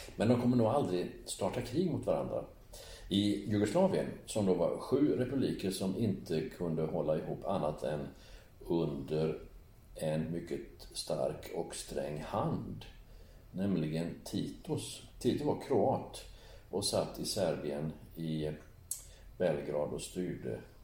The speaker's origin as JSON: {"language": "Swedish", "country": "Sweden", "tie": "born or raised there", "said": "Eftersom jag är född i Sverige"}